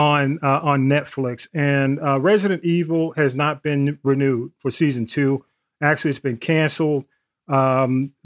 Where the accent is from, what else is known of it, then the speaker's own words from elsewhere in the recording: Atlanta, Georgia, United States; I grew up like around Butler Street, you know, the old Fourth Ward, all in that area